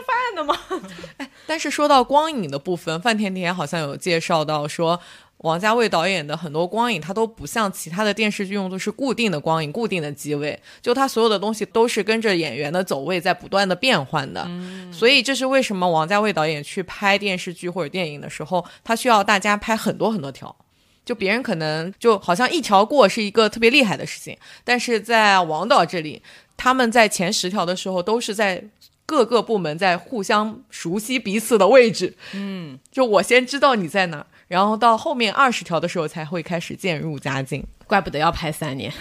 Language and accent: Chinese; northern China, China; now in Shanghai, China; 作为一个北方人来讲，我觉得上海话真的很难懂。我来了差不多十年